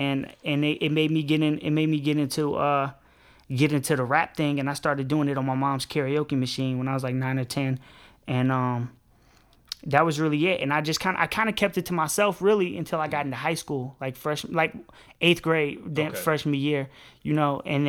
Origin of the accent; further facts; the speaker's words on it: Park Forest, Illinois, United States; We come from a place, it's Park Forest, it's the south suburbs of Chicago, and it's hard to explain, man. It's not the inner city